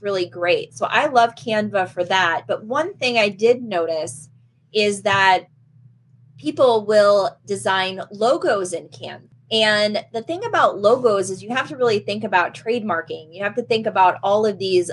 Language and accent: English; Michigan, United States; I come from Michigan